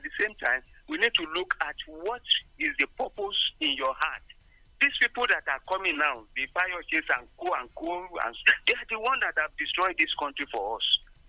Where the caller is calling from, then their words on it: Abeokuta, Ogun State, Nigeria; from Abeokuta.